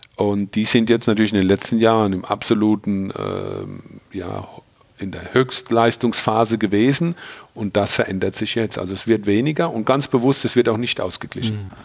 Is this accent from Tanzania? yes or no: no; Rhineland-Palatinate, Germany; hier bei uns in der Pfalz